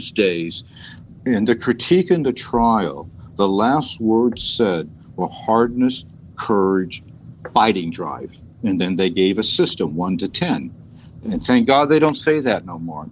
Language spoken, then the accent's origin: English; San Francisco, California, United States; I'm a hippie from San Francisco